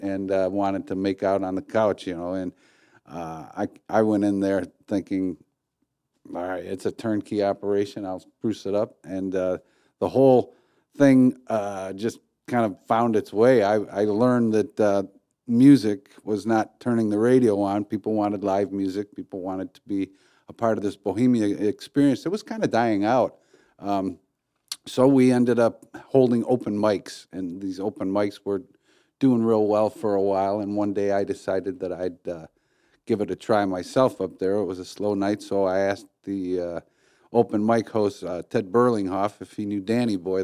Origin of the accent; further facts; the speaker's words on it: Highland Park, Michigan, United States; I was born in Highland Park, and, uh, Highland Park is my home